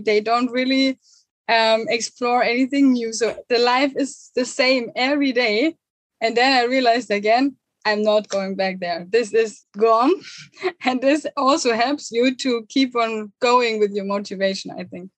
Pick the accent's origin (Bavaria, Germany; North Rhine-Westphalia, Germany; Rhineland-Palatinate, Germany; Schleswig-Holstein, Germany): Bavaria, Germany; near Munich; moved away; I'm originally from Germany, um, from Thousand Germany near Munich.